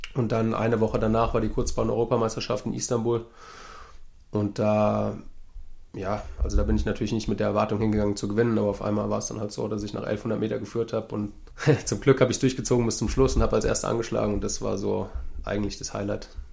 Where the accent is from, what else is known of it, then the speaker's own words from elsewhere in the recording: Langen, Hesse, Germany; also born or lived in Frankfurt am Main / Florida; ich bin bei meinen Eltern aufgewachsen in Langen. Das liegt zwischen Frankfurt und Darmstadt